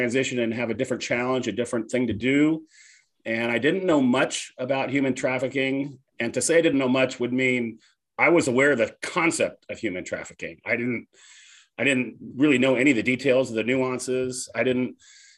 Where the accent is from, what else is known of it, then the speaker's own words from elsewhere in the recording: San Jose, California, United States; I was raised up in Northern California in the Bay Area in San Jose.